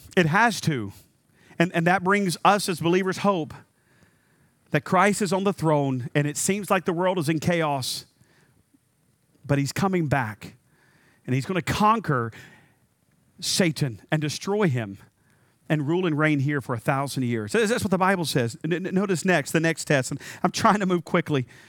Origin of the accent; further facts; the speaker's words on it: North Carolina, United States; I was raised in North Carolina.